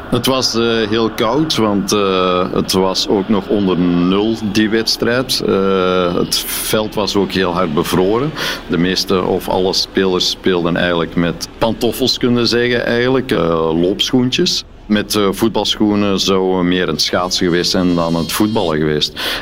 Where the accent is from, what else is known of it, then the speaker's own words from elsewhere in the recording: Belgium; als Belg